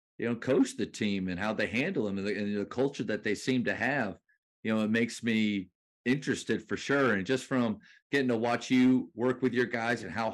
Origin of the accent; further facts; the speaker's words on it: Pennsylvania, United States; moved away; I grew up in Pennsylvania